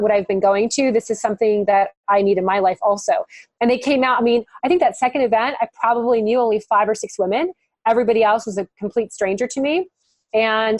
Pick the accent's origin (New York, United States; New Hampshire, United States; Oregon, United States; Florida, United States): Florida, United States; Miami; moved away as an adult; also born or lived in North Carolina; we moved from North Carolina back to Miami, my hometown